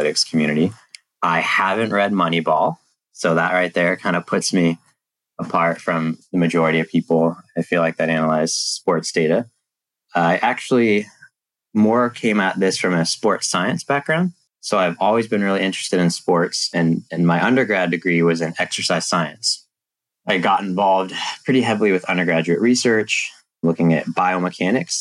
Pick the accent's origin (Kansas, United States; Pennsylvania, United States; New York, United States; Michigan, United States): Kansas, United States; Kansas City; I grew up in Kansas City, which is the home of the Chiefs. I grew up in a suburb on the Kansas side